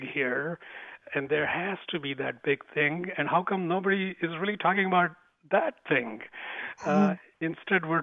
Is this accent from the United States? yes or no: no; India; accent: Indian; moved away; I was born in India, grew up there. Most of my education was in India